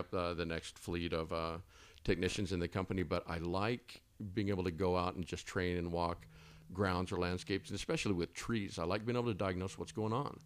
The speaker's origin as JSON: {"language": "English", "region": "Texas", "country": "United States", "also_born_or_lived": "Twin Falls, Idaho", "moved": "yes", "lives_now": "Boise, United States", "said": "I'm from Texas"}